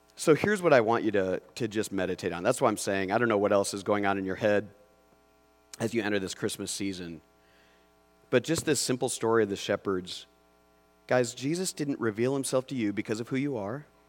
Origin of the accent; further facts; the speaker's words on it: Mitchell County, Iowa, United States; I was born in the Mitchell County Hospital, Mitchell County Memorial Hospital